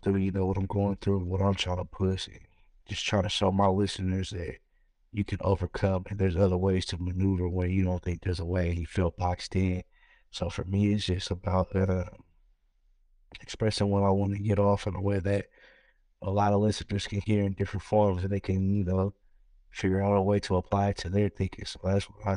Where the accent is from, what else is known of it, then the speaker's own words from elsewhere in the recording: Pittsburg, California, United States; I come from a small town, the Bay Area, Pittsburgh, California